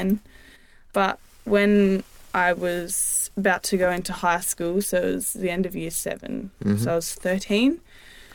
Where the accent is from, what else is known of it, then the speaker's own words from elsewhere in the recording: Esperance, Western Australia, Australia; moved away as an adult; now in Perth, Australia; when I was seven, I moved over